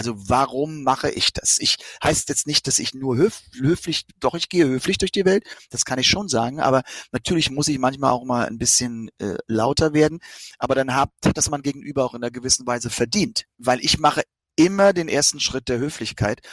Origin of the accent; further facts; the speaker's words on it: Rhineland-Palatinate, Germany; aus meiner Heimat, zumindest aus meinem Bundesland. Das ist ja nun Rheinland-Pfalz